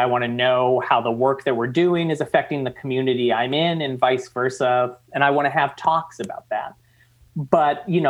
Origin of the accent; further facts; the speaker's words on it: Massachusetts, United States; now in Oregon, United States; I'm originally from Massachusetts